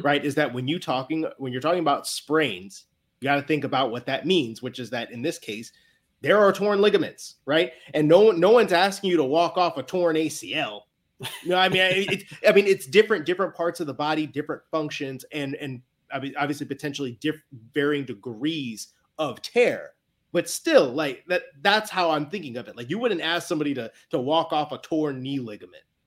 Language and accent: English; Chicago, Illinois, United States; now in New England, United States